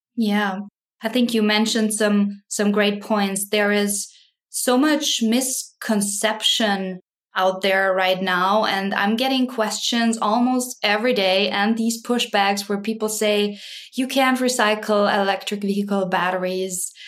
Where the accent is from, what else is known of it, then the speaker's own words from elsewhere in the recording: Graz, Styria, Austria; moved away as an adult; now in Wisconsin, United States; I am originally from Austria, grew up in, in Graz